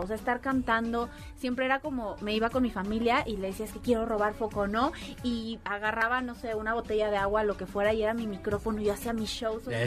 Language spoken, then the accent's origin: Spanish; Mexico; Yo como mexicana en otro país